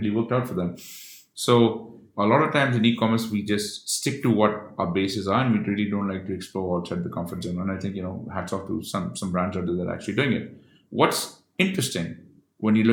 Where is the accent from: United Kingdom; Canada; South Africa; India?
India; I'm Indian